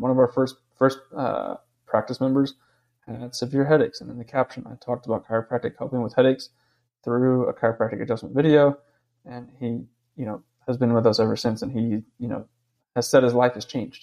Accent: East Coast, United States; I'm from the East Coast

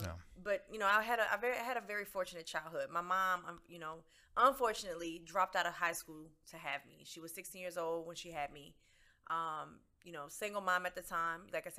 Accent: New Orleans, Louisiana, United States; moved away as an adult; now in Houston, United States; I grew up in New Orleans.

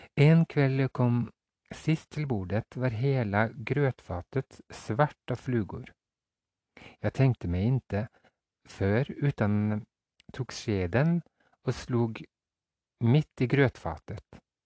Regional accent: Fosen, Trøndelag, Norway; ut på Kiran på Fosen, der jeg kommer fra

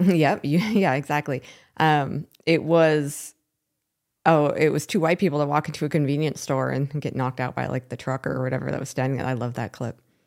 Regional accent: Seattle, Washington, United States; moved away as an adult; also born or lived in Portland, Oregon / Vancouver, Washington; I was born in Seattle and raised in the Seattle area

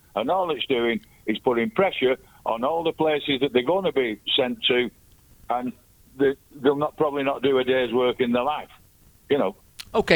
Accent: England, United Kingdom; I'm English born, British passport

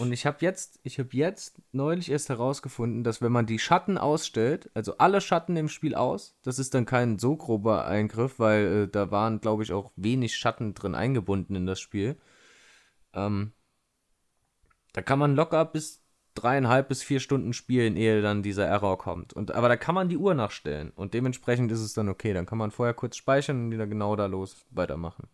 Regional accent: Saarland, Germany; moved away; hier im, in der Heimat im Saarland zugange und da habe ich mich hier mit einem Kumpel nochmal getroffen, hier aus meinem, äh, aus meinem Heimatdorf

